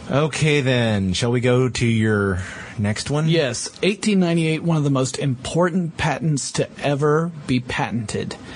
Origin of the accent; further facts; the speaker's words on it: North Carolina, United States; Uh, you should. Well, considering it's my home state.